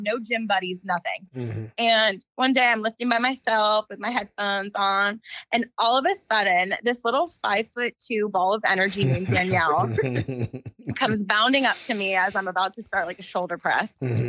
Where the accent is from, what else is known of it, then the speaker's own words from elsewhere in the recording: Palm Springs, California, United States; also born or lived in Los Angeles; I had moved back to my hometown here in the Palm Springs area.